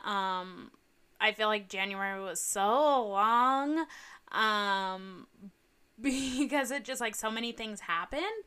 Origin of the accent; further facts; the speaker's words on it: Southern California, United States; I grew up in Southern California.